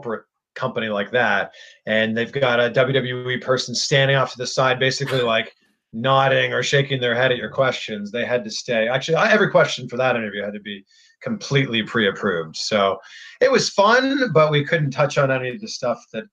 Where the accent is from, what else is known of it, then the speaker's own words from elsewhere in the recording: Toronto, Ontario, Canada; also born or lived in Cleveland; now in Florida, United States; I am Canadian. I am from Toronto. I lived in Cleveland before moving to Florida